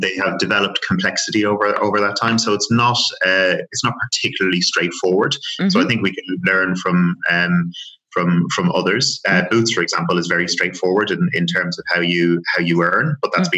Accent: Dublin, Leinster, Ireland; moved away as an adult; also born or lived in France / Leeds; now in United Kingdom; born and raised in Dublin, as you as as you know, and the accent will give it away

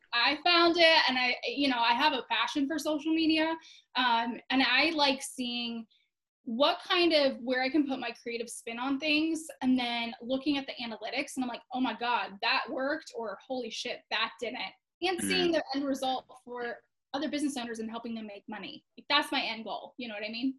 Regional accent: Florida, United States; I actually live in Tampa, Florida. So, uh, Florida native here

